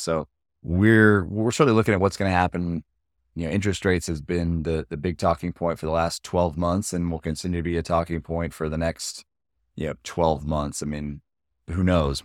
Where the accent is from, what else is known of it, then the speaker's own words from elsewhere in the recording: Austin, Texas, United States; we're both born and raised in Austin